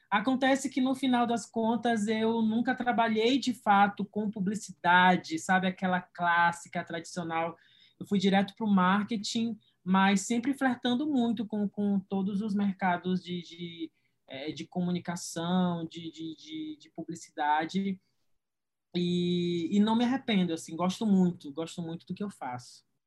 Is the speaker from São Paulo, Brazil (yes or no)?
no; Marabá, Pará, Brazil; moved away as an adult; eu sou do interior do Pará, eu sou de Marabá